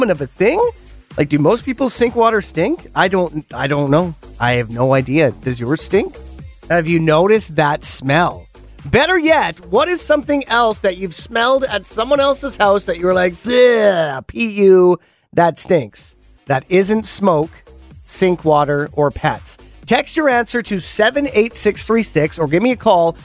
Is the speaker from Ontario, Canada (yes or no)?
no; Penticton, British Columbia, Canada; my hometown in Penticton.